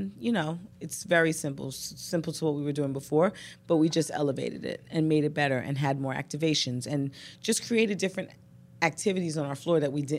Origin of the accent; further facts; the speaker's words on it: New York City, New York, United States; I'm a girl from Brooklyn, born and raised.